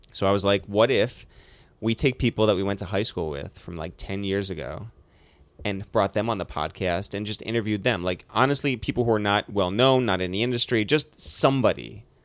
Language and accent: English; United States; it was an advantage to live near the city